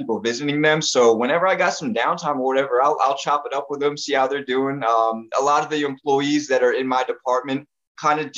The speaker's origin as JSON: {"language": "English", "town": "Netcong", "region": "New Jersey", "country": "United States", "said": "I'm from North New Jersey, this little town called Necong"}